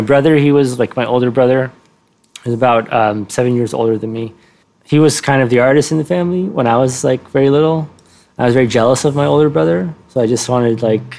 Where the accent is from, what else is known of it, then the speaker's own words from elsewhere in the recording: Cairo, Cairo Governorate, Egypt; also born or lived in Giza; I was born in Giza, but I didn't grow up in Giza. I grew up in Heliopolis, which is, I guess it's still referred to as a suburb of Cairo, but it has long since been very much swallowed by Cairo.